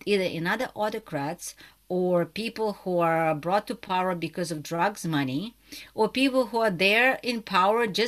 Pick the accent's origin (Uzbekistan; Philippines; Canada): Uzbekistan; I'm just originally from Uzbekistan